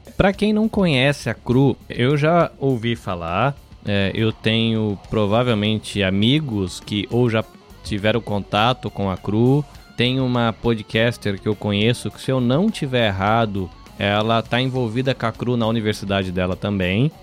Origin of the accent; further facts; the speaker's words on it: interior of São Paulo, Brazil; moved away; also born or lived in Salvador, Bahia; eu sou de Salvador, na Bahia, mas eu cresci no interior de São Paulo